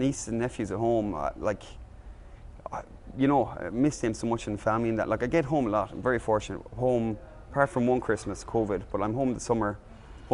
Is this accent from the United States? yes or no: no; Mayo, Connacht, Ireland; moved away as an adult; now in Doha, Qatar; I'm from Mayo